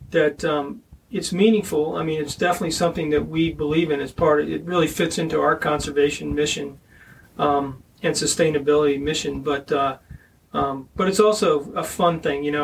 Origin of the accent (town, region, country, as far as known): Pennsylvania, United States